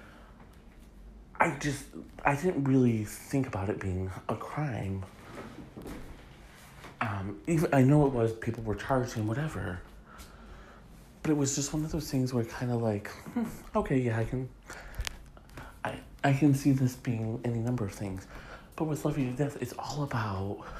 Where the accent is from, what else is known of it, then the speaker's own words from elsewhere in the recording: Michigan, United States; my home state of Michigan